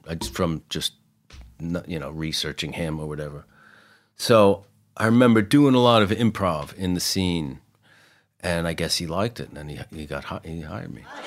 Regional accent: Mount Vernon, New York, United States; I grew up in Mount Vernon, which is the first city above New York that's in Westchester

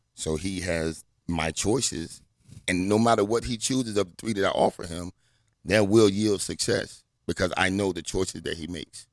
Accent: Portsmouth, Virginia, United States; also born or lived in Washington, D.C.; I grew up in Virginia

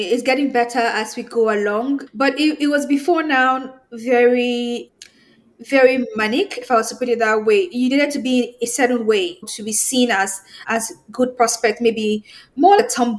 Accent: Nigeria; I'm from Nigeria.

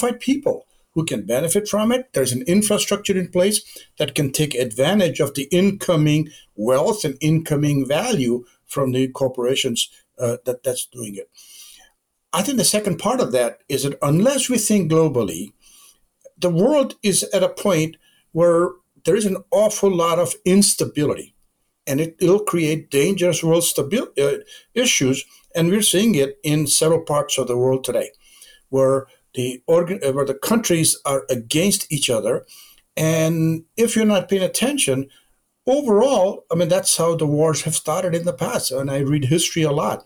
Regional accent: India; moved away as an adult; now in United States; I was born and educated my undergraduate degree in India. And I came to the United States back in 1965 to go to graduate

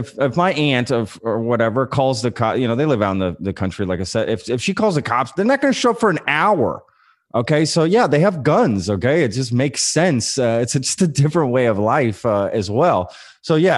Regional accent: Texas, United States; I grew up in Texas

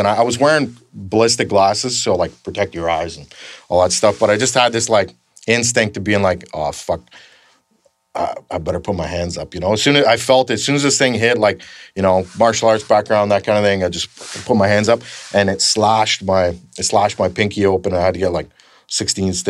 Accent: Canada; I'm from Canada

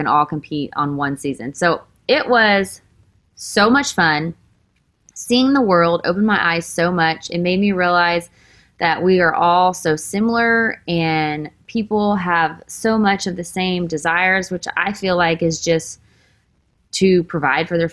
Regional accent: Texas, United States; now in Nashville, United States; I am from Texas. I grew up with a great family.

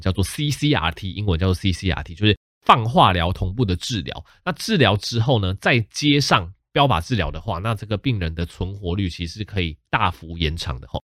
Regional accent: Taichung, Taiwan; also born or lived in Tainan; 我老家是在台南，但是我本身是在台中长大的

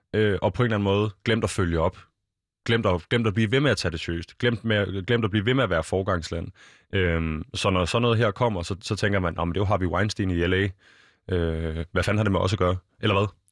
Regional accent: Denmark; som danskere

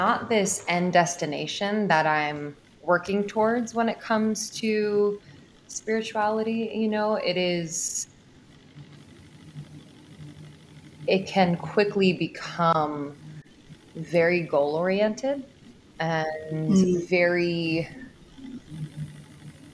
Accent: Pennsylvania, United States; moved away as an adult; also born or lived in Boston / New York; I grew up in Pennsylvania, oldest of four kids

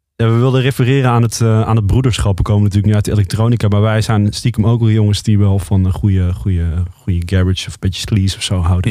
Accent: Roosendaal, North Brabant, Netherlands; moved away; also born or lived in Amsterdam; wij komen eigenlijk uit Roosendaal, Brabant. Ja. We zijn Brabanders.

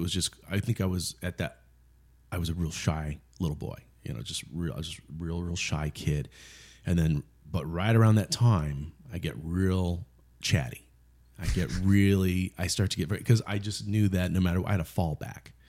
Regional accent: Yuma, Arizona, United States; growing up in Yuma, Arizona, there's not a lot

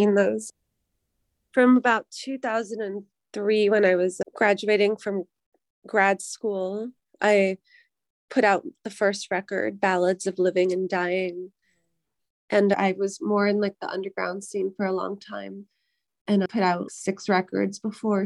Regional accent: Massachusetts, United States; now in Nashville, United States; I'm from Massachusetts, and right now I'm living in Nashville, Tennessee.

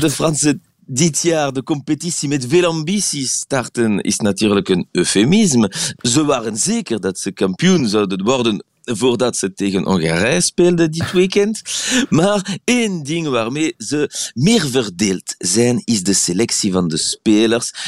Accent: Belgium; Dutch is a second language; now in Paris, France; ik hier als Belg in Frankrijk

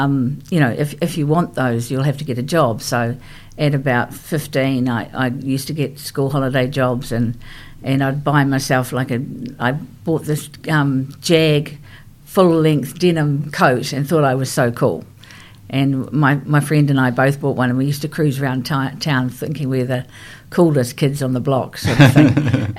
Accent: Rotorua, Bay of Plenty, New Zealand; also born or lived in Christchurch; when I was 5 years of age, we moved to Rotorua from Christchurch. So Christchurch is my hometown, but I was away from Christchurch for many years. So we moved to Rotorua. And I started school there. I enjoyed being up in Rotorua. Sort of when I went there at five, it was a small town, and it's grown quite significantly since then.

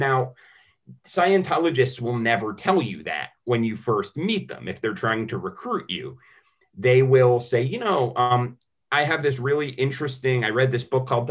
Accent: United States; we're American, especially as Americans

